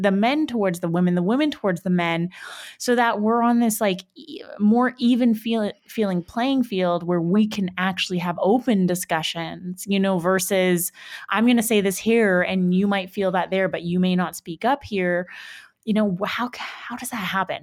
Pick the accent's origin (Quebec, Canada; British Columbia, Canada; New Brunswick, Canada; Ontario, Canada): British Columbia, Canada; Vancouver; moved away; back in my hometown in Vancouver